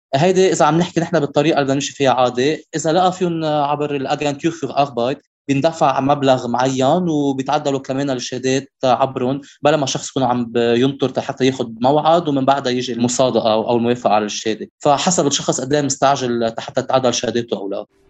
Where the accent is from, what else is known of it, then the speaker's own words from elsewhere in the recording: Lebanon; moved away as an adult; now in Düsseldorf, Germany; انا جاي من لبنان